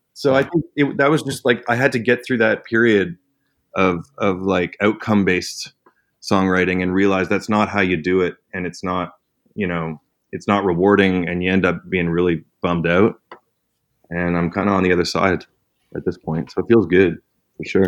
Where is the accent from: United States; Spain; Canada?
Canada; I'm Canadian.